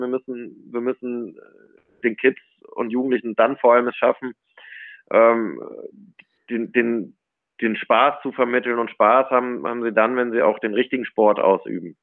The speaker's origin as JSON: {"language": "German", "town": "Cologne", "region": "North Rhine-Westphalia", "country": "Germany", "tie": "born or raised there", "moved": "yes", "lives_now": "Munich, Germany", "said": "ich bin im, im, tief im Herzen natürlich eine Kölsche Jung. Also bin, bin, bin Rheinländer, bin in Köln sozialisiert"}